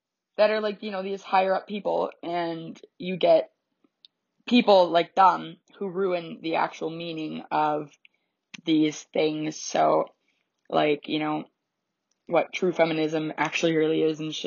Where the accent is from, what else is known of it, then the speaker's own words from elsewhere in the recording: Canada; 'cause I'm Canadian.